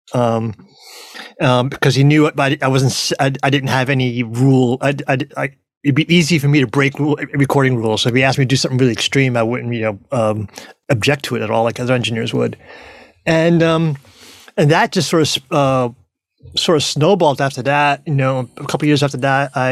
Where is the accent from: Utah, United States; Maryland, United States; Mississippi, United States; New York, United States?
New York, United States; now in Austin, United States; I'm originally from New York. I'm living in Texas right now, just outside of Austin.